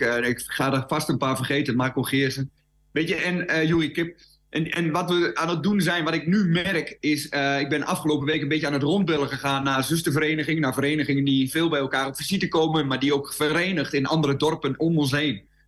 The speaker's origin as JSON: {"language": "Dutch", "area": "Twente", "region": "Overijssel", "country": "Netherlands", "said": "bij ons in Twente, de Twentse spreuk en de Twentse spraak"}